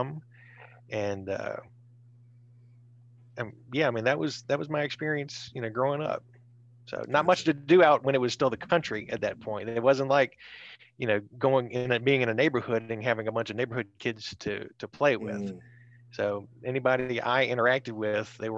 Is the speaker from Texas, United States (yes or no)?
no; Richmond, Virginia, United States; growing up in the West End, I mean, there was, like I said, there were strangers, and the next thing you would hit of remote civilization would be Innsbruck